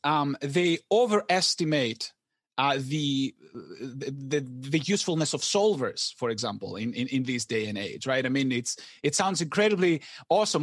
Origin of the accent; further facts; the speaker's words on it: Greece; moved away as an adult; I wasn't born here. I was born in Greece, and I came here for graduate school